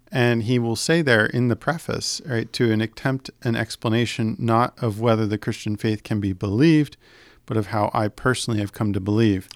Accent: United States

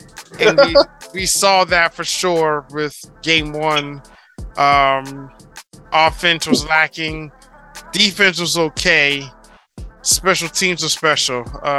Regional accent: New England, United States; Since we're from the New England area

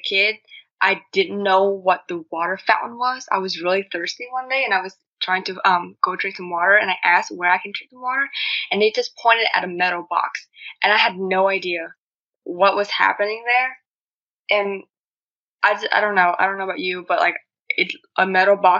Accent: Vietnam; accent: Asian; English is a second language; now in United States; I'm originally from Vietnam, so I moved into the U.S.

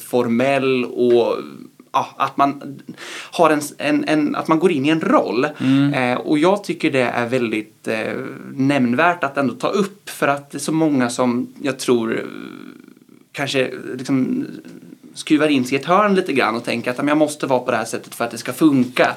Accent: Linköping, Östergötland, Sweden; jobba i min hemstad

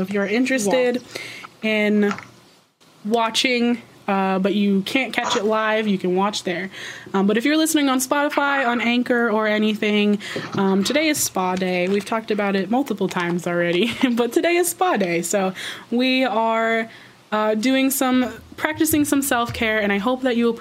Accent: Vermont, United States; I'm from Vermont

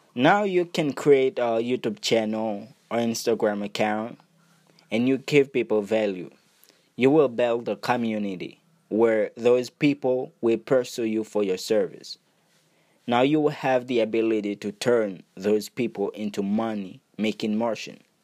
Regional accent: Haiti; English is a second language; I was born and raised in Haiti.

